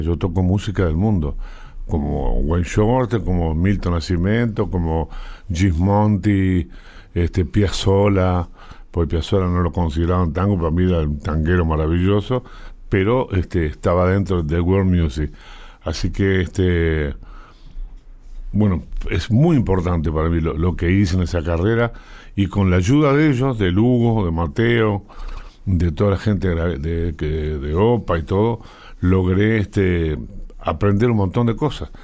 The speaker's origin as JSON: {"language": "Spanish", "country": "Uruguay", "said": "había que ayudar a mi familia, me fui a Perú con, con con Dogliotti y ahí volví a Uruguay"}